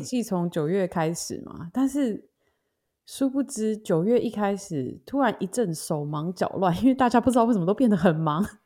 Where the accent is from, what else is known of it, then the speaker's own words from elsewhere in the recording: Taiwan; now in United States; 我们也想要准备明年回台湾嘛